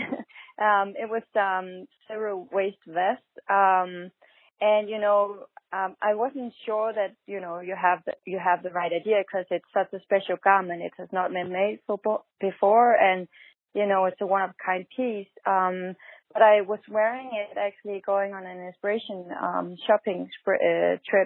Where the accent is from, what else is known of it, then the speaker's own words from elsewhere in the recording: Denmark; moved away as an adult; now in New York, United States; I am originally from Denmark